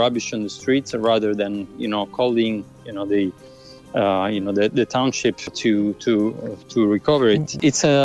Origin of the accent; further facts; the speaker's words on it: Syracuse, Sicily, Italy; I was born in Syracuse, in Sicily.